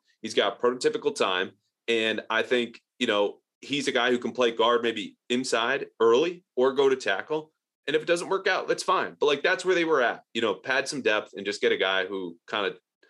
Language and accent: English; Connecticut, United States; Darien is not where I grew up in Connecticut.